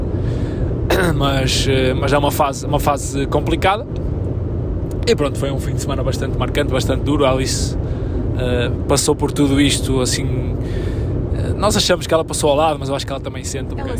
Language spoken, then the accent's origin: Portuguese; Arcozelo, Portugal; also born or lived in Lisbon; o clube da minha terra